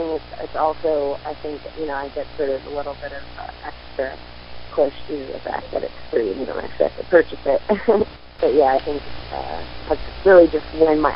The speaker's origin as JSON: {"language": "English", "region": "Central Pennsylvania", "country": "United States", "moved": "as an adult", "lives_now": "Pittsburgh, United States", "said": "I am originally from Central Pennsylvania. I've been in Pittsburgh for 14 years."}